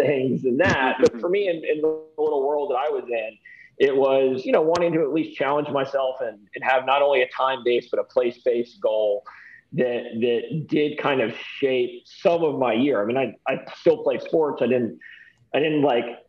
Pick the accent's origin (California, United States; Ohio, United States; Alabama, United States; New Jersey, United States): Alabama, United States; Birmingham; I grew up in Birmingham, Alabama